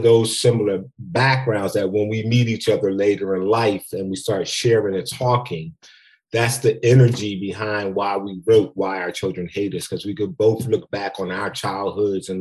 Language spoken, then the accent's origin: English; Philadelphia, Pennsylvania, United States; I'm from Philly. Grew up in Philly, Robinson Street in West Philly to be exact.